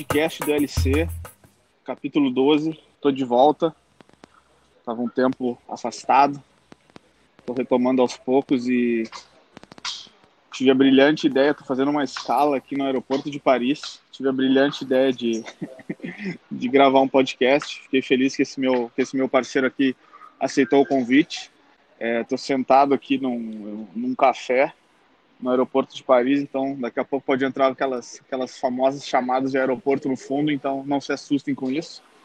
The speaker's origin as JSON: {"language": "Portuguese", "region": "South Region", "country": "Brazil", "said": "eu sou do Sul"}